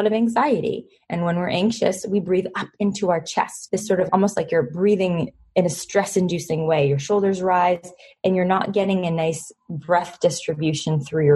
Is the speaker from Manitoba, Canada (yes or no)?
no; Toronto, Ontario, Canada; my hometown